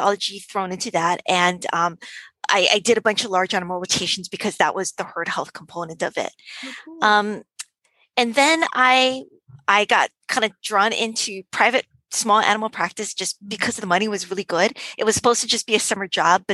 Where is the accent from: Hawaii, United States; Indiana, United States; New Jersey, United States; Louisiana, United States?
Hawaii, United States; also born or lived in Davis, California; growing up in Hawaii, my dad was a fisherman